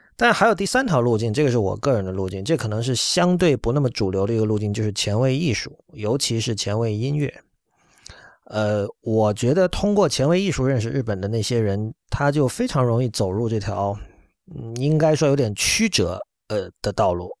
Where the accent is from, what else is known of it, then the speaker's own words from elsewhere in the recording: China; 作为中国人